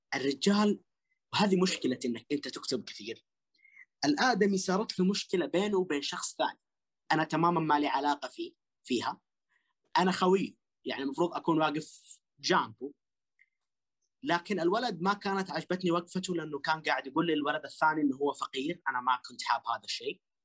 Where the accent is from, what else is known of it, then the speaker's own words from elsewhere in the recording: Western Region, Saudi Arabia; احنا كلنا من الغربية